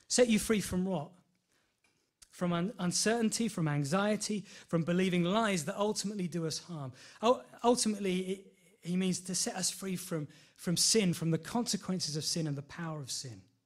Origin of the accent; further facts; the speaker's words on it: Enfield, London, United Kingdom; I'm from Enfield all my life, so I know, I know London quite well.